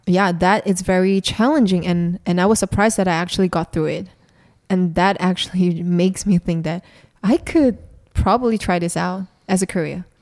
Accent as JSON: {"language": "English", "region": "Kuala Lumpur", "country": "Malaysia", "tie": "born or raised there", "said": "I'm from Malaysia, so born and raised in Malaysia"}